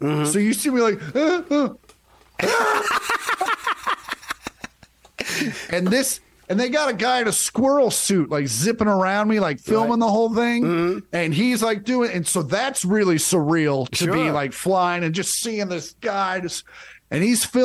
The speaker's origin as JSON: {"language": "English", "region": "Kansas", "country": "United States", "tie": "born or raised there", "said": "growing up in Kansas"}